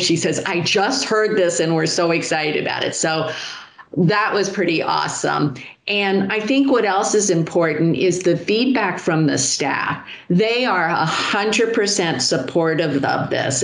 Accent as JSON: {"language": "English", "town": "Miami", "region": "Florida", "country": "United States", "tie": "born or raised there", "said": "I was born and raised in Miami. So for me, this is home"}